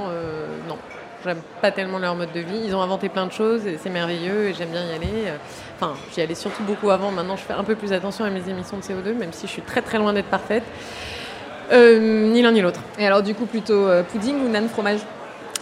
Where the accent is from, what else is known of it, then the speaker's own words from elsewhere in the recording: Provence-Alpes-Côte d'Azur, France; je suis provençale.